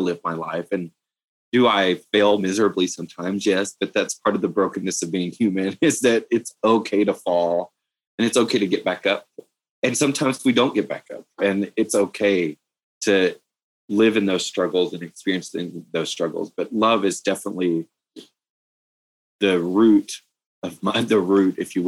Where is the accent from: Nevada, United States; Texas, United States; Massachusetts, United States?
Texas, United States; East; moved away as an adult; also born or lived in Austin, Texas; now in Denver, United States; this is the longest place I've lived outside of growing up in East Texas